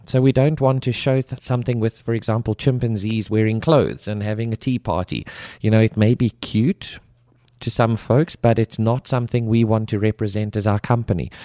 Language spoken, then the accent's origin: English; South Africa; moved away; I grew up, born and raised in South Africa